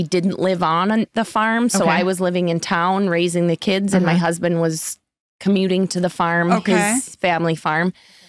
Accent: Castleton, North Dakota, United States; I am originally from Castleton, North Dakota.

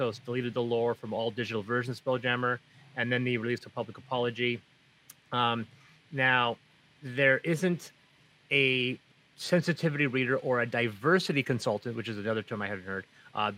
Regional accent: Azores, Portugal; And the funny thing is that I'm from the Azores, and the Azores are at least a couple tones darker than mainland Portugal.

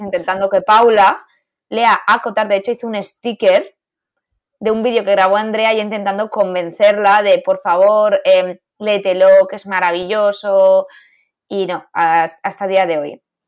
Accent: Valencia, Valencian Community, Spain; now in Madrid, Spain; supimos que las dos éramos de Valencia

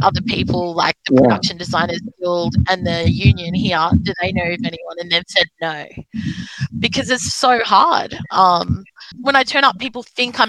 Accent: South Coast, New South Wales, Australia; I grew up on the South Coast where there was no other disabled people anywhere

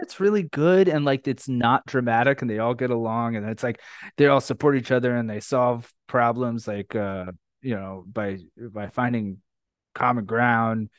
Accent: New York, United States; now in Florida, United States; I live in Florida now, but I love New York. I'm from New York

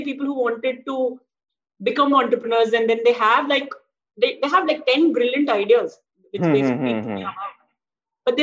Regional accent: Jamshedpur, Jharkhand, India; now in Mumbai, India; I grew up in Jamshedpur

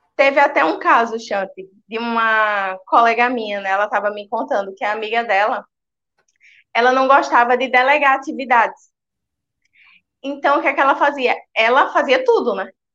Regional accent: Recife, Pernambuco, Brazil; Sou de Recife, Pernambuco.

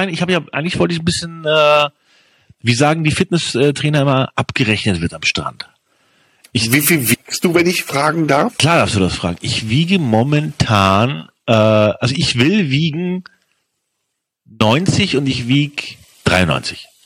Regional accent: Worms, Rhineland-Palatinate, Germany; born there; Ich bin da nicht geboren, ich bin in Worms geboren.

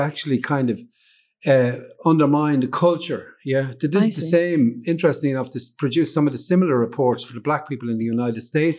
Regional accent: Dublin, Leinster, Ireland; I was born in Dublin, but I traveled quite a lot. So, you know, so although I'm from Dublin, I identify with Dublin kind of in one way, you know, but I'm a traveler

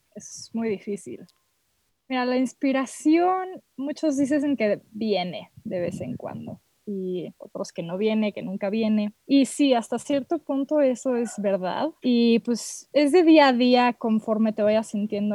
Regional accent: Mexico; moved away as an adult; also born or lived in Boston; acabo de regresar aquí a México con mis papás. Vengo de Boston

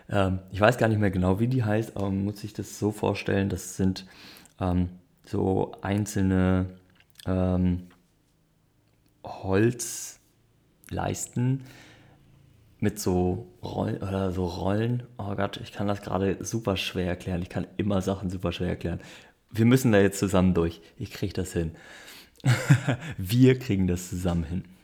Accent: North Germany, Germany; ich komme aus dem Norden, ich habe nicht so viel Ahnung, wie da die Verhältnisse sind.

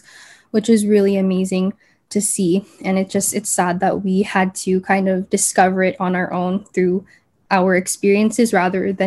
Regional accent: Canada; I grew up here in Canada

